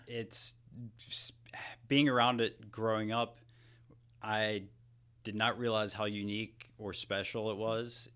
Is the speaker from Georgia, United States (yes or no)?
yes; Hamilton, Georgia, United States; I grew up near Columbus, Georgia